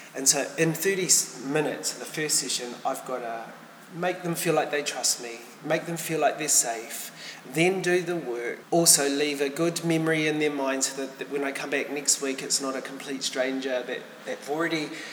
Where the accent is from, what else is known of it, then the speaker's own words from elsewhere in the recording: Whanganui, Manawatū-Whanganui, New Zealand; moved away; I hail from Wanganui originally